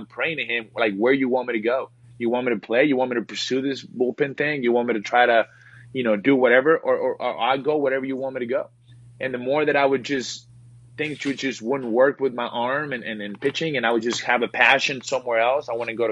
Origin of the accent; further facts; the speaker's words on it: Reynosa, Tamaulipas, Mexico; moved away; I grew up, born and raised in Mexico, small town in, Reynosa, Mexico, a border town.